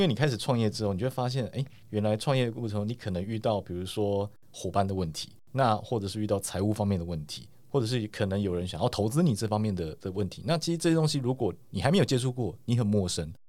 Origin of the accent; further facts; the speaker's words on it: Taiwan; 我是我从台湾来